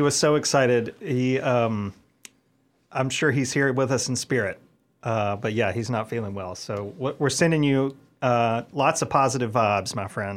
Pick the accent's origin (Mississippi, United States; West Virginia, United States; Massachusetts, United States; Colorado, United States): Mississippi, United States; moved away as an adult; my home state in Mississippi